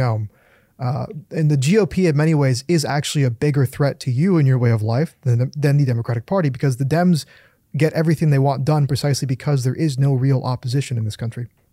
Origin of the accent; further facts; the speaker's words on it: California, United States; I grew up in California as your basic run-of-the-mill lib